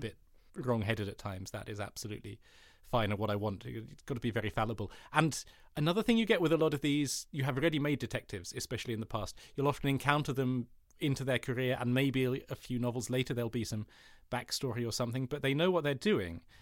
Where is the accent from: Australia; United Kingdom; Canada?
United Kingdom; I have Danish heritage, like my, that's, but I have a German passport as well as a British one. And so, like, and I was I've always lived in this country, which is the U K